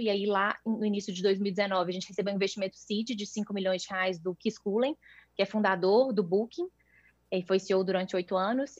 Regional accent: Minas Gerais, Brazil; sou mineira, tenho 34 anos

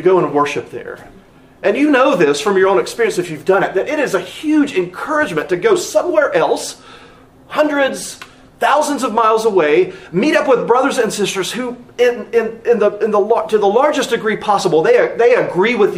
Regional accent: North Carolina, United States; also born or lived in Philadelphia area, Pennsylvania; now in Texas, United States; growing up in North Carolina

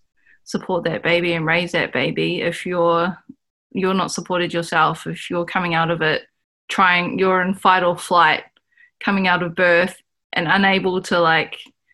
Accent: Auckland, New Zealand; I grew up in Auckland, whereas my ancestors are from the top of the North Island of New Zealand

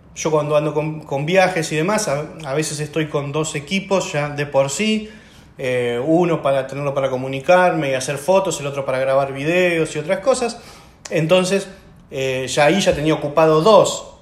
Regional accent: Argentina; como el nuestro, por ejemplo, como Argentina

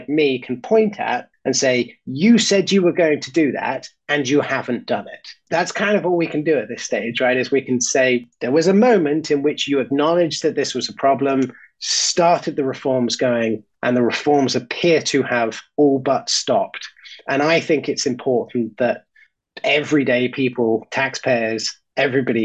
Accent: United Kingdom; As a Brit and as somebody who spent most of my life not living in the United States

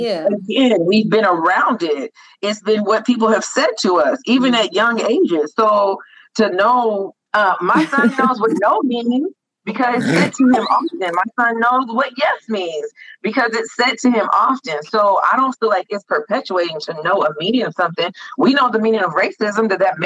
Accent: United States; I was born and raised in America.

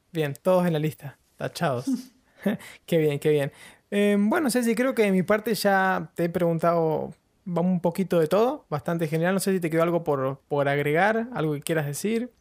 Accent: Patagonia, Argentina; now in London, United Kingdom; soy de la Patagonia y tengo una pingüinera a nada

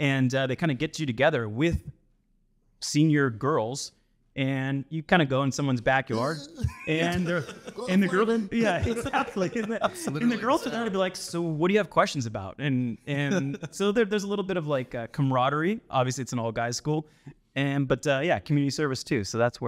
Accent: Sacramento, California, United States; So we are also from Sacramento.

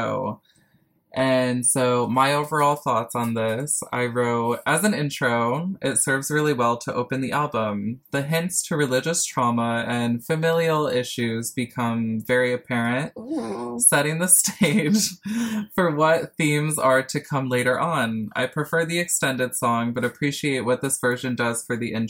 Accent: New York, United States; moved away as an adult; now in South Korea; I'm from New York.

